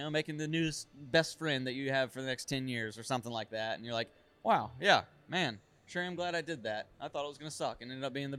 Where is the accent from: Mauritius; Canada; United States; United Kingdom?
United States; Raleigh, North Carolina; literally where I grew up in Raleigh, because this is unique.